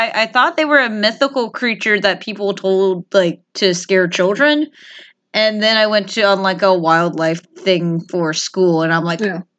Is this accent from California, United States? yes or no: no; Louisiana, United States; I grew up in Louisiana, as stated.